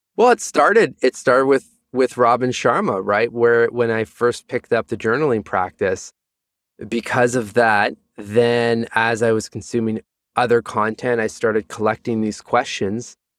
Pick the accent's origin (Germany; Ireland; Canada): Canada; Sudbury, Ontario; moved away; also born or lived in Toronto; a place called Sudbury, about four hours north of, of Toronto.